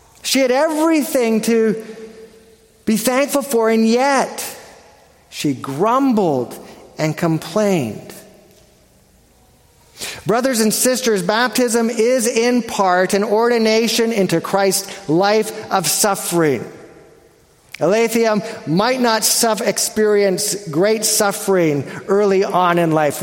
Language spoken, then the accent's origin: English; Canada; I'm Canadian